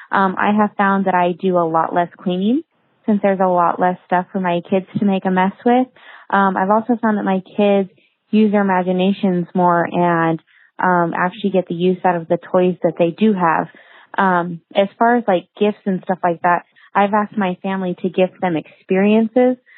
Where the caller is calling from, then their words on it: Boise, Idaho, United States; I am from Boise, Idaho.